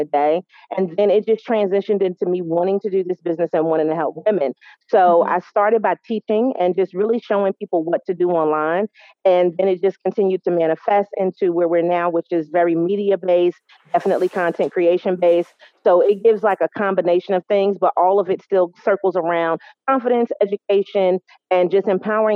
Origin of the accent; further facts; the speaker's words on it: New York, United States; now in North Carolina, United States; I'm based in North Carolina. I am from New York